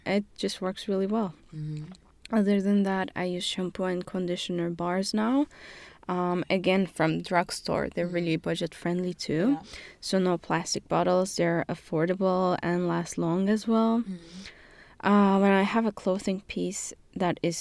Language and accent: English; Turkey; moved away; I'm from Turkey, and I am currently doing master's in management and leadership at Webster